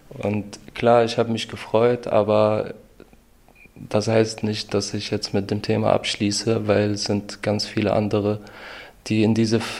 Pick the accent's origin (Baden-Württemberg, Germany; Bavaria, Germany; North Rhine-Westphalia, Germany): North Rhine-Westphalia, Germany; Bonn; now in Aachen, Germany; weil ich komme eigentlich aus Bonn und hätte ich da den Antrag gestellt, dann wäre ich schon längst fertig gewesen. Und nur weil ich zum Studieren nach Aachen kommen musste